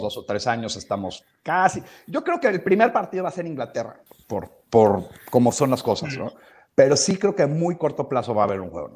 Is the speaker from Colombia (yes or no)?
no; Mexico; moved away; siendo mexicano original, originalmente